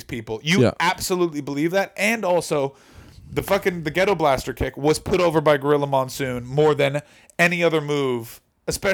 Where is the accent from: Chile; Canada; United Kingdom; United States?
Canada; born or raised there